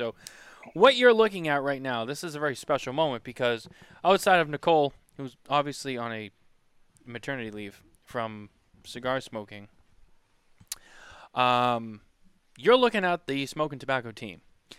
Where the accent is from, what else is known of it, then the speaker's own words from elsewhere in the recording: Boston, Massachusetts, United States; and I'm from Boston.